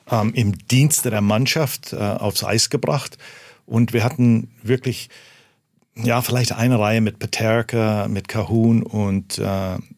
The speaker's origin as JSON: {"language": "German", "country": "Canada", "lives_now": "Germany", "said": "so oder so konnte ich nicht verlieren. Ich komme ja aus Kanada."}